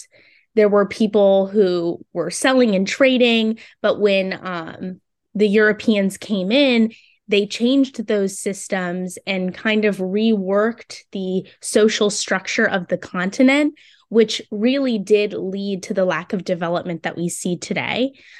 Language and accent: English; Orlando, Florida, United States; now in Tallahassee, United States; I grew up in Orlando, so not super used to the cold. Being in Tallahassee at Florida State University now